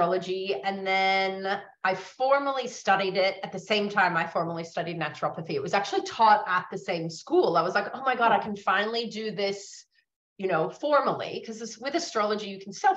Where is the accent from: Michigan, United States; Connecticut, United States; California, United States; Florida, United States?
California, United States; San Francisco; moved away as an adult; now in Australia; I grew up in San Francisco in the 70s and 80s